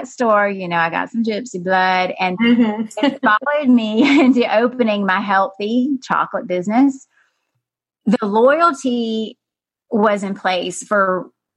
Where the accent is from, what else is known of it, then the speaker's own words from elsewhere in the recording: South Georgia, United States; moved away as an adult; also born or lived in San Francisco; I had opened a health food store in the deep south, as you know, Joyce, South Georgia. Mm-hmm. I had moved back to my hometown after being in San Francisco